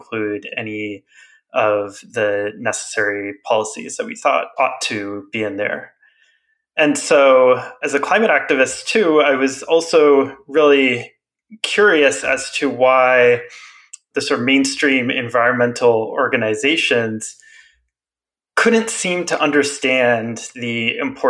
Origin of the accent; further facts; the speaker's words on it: Western South Dakota, United States; moved away; back to where I grew up in Western South Dakota